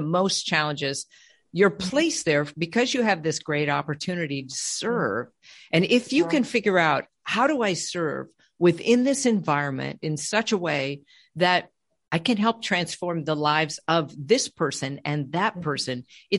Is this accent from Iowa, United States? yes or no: no; California, United States; also born or lived in Colorado; And I came from California and we met in Colorado.